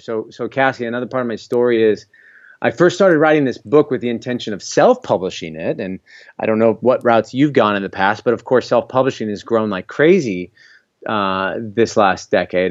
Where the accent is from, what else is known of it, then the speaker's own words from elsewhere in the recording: Iowa, United States; also born or lived in California / Miami; born and raised in Iowa. I'm here presently